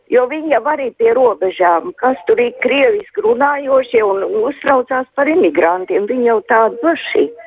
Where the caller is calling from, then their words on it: Jelgava, Zemgale, Latvia; Es no Jālgavas zvanu.